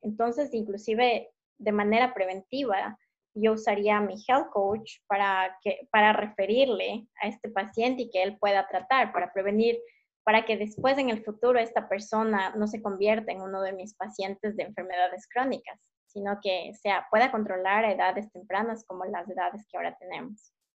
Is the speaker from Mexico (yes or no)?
no; Ecuador; moved away; estaba acostumbrada a comer en Ecuador mm, frutas, verduras, lo más fresco posible